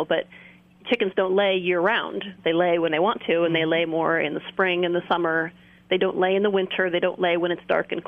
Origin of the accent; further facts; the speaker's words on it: California, United States; I'm from California myself